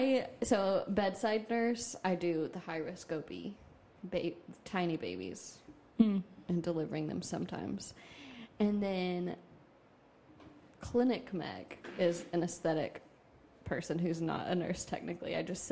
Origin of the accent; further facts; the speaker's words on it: Tupelo, Mississippi, United States; I'm from Tupelo, Mississippi.